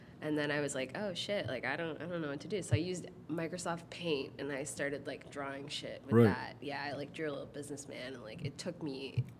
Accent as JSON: {"language": "English", "town": "Toronto", "region": "Ontario", "country": "Canada", "tie": "born or raised there", "said": "So I was born in Toronto, actually, like not too far from here."}